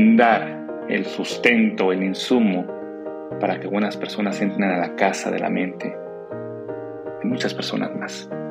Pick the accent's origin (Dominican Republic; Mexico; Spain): Mexico; a mi nación, a México